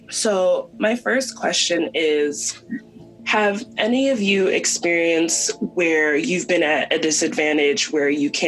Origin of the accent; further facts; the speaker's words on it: upstate New York, United States; moved away as an adult; now in New York City, United States; I'm from upstate New York. I have five siblings